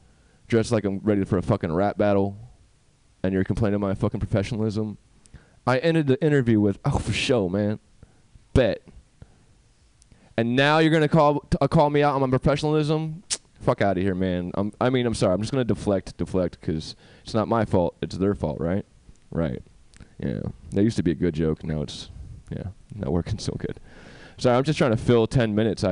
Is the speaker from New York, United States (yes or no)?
yes; New York, United States; now in California, United States; I'm from New York